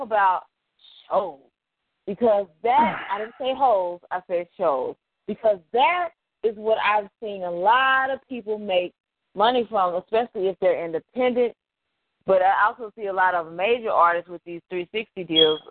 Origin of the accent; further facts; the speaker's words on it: Dallas, Texas, United States; I'm from Dallas